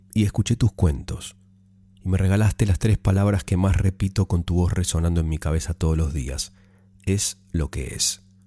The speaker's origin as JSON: {"language": "Spanish", "country": "Argentina", "moved": "as an adult", "lives_now": "Australia", "said": "Soy argentina, tengo 23 años. Hace ocho meses vine a vivir a Australia"}